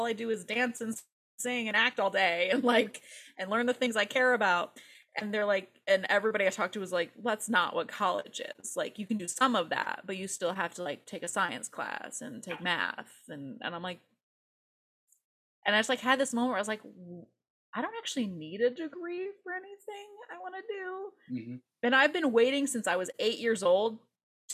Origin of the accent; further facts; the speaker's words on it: Valparaiso, Indiana, United States; moved away as an adult; now in Los Angeles, United States; I spent the first 22-ish years of my life in Indiana